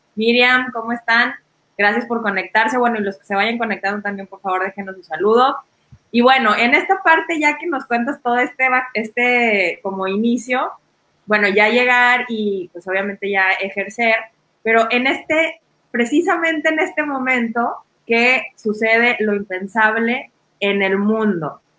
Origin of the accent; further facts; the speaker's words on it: Mexico; como mexicanos